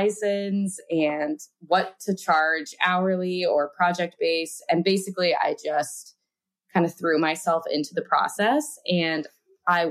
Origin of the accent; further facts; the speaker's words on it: Reno, Nevada, United States; I am from Reno, Nevada